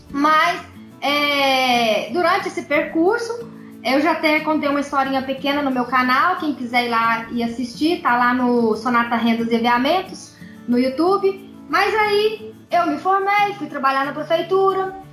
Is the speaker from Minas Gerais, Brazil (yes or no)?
yes; Pará de Minas, Minas Gerais, Brazil; Pará de Minas, Minas Gerais, do ladinho de Belo Horizonte